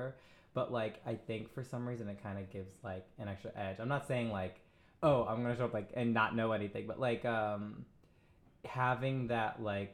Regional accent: Midwest, United States; moved away as an adult; now in New York, United States; I'm originally from the Midwest. I moved here in, like, 2015.

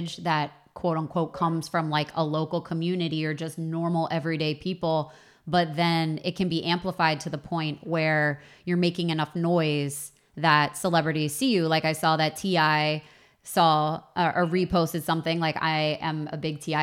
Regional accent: outside of Baltimore, Maryland, United States; now in Los Angeles, United States; I grew up outside of Baltimore

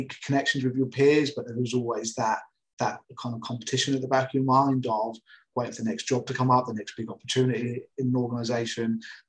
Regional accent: Portsmouth, South East England, United Kingdom; I grew up in Portsmouth

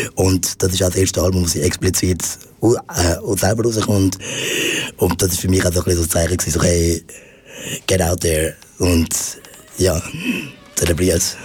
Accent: Zurich, Switzerland; ich bin äh, in der Familie von meiner Mutter aufgewachsen, ähm, da in, in Zürich

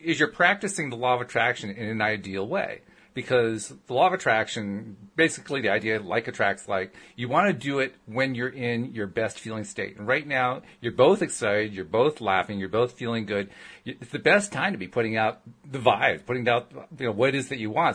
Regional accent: upstate New York, United States; moved away; also born or lived in Connecticut / Virginia; I grew up in upstate New York

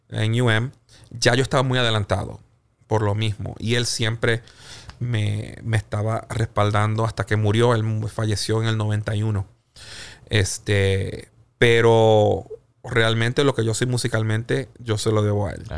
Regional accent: Puerto Rico; now in United States; yo soy puertorriqueño, ¿verdad? Y este obviamente nací en Puerto Rico y este viví gran parte también de mi vida acá en Estados Unidos

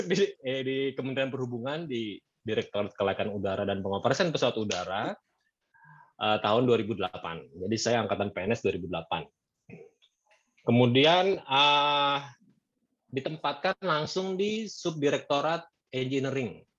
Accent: Bogor, West Java, Indonesia; Ah, lahir di Bogor, besar di Bogor. Uh, sekolah di Bogor juga. Jadi sekolah di SMA Negeri 1 Bogor, kuliah di Jakarta

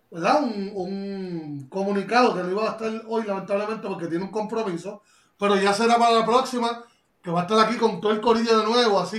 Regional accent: Canóvanas, Puerto Rico; yo, soy de Canómana

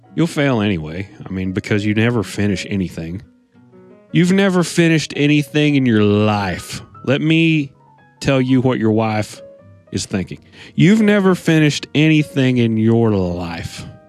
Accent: United States; I'm an American

